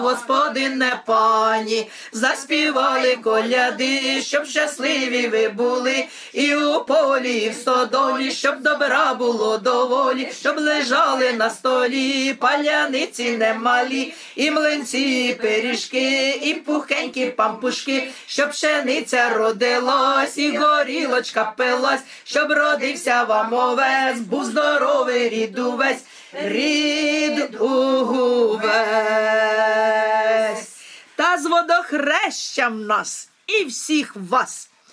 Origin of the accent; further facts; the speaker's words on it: Chyhyryn area, Cherkasy Oblast, Ukraine; now in Moshny, Ukraine; я взагалі із Чигиринської сторони.